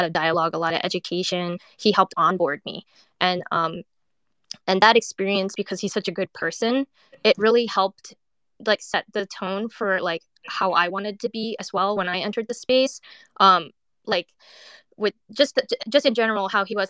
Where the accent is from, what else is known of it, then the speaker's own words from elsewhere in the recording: West Coast, United States; also born or lived in Thailand; now in New York, United States; I'm a Asian American artist. I'm originally from the West Coast, but I lived in New York for 20 years